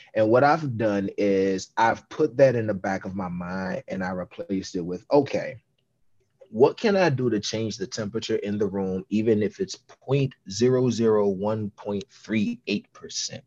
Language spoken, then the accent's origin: English; Washington, District of Columbia, United States; I grew up in Southeast DC